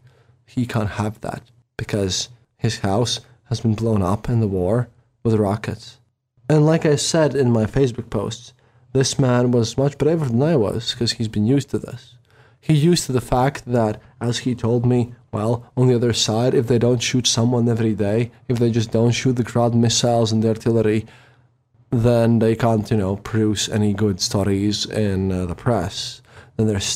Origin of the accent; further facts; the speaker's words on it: Riga, Latvia; I was from Riga